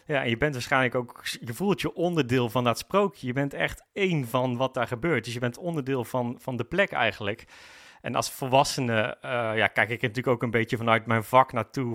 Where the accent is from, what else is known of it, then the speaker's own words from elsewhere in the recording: North Brabant, Netherlands; moved away as an adult; now in Amersfoort, Netherlands; ik kom zelf oorspronkelijk uit Brabant. Daar heb ik eigenlijk het grootste gedeelte van mijn leven gewoond